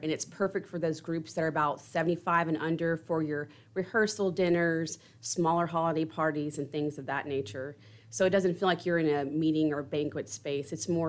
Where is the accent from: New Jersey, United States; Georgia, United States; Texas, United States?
Texas, United States; Conroe; it's so good to be back home. I grew up in Conroe